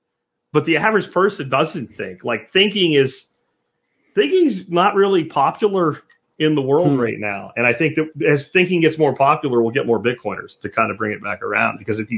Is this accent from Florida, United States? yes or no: yes; Florida, United States; now in Texas, United States; It's not like because I came from Florida, I have to like change my driver's license.